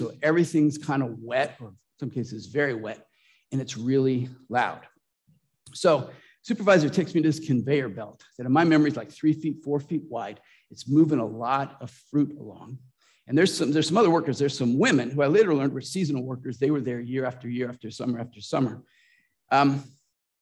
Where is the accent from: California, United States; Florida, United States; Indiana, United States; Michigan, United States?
California, United States; Lodi; moved away; I grew up in Lodi, Central Valley of California